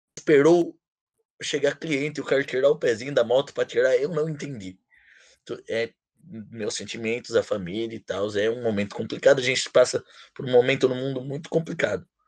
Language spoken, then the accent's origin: Portuguese; Bragança Paulista, São Paulo, Brazil; Bragantino de nascença